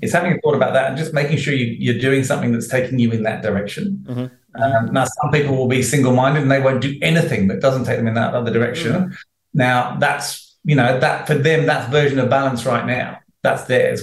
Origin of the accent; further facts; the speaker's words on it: United Kingdom; now in Australia; being British, I've been here 22 years now.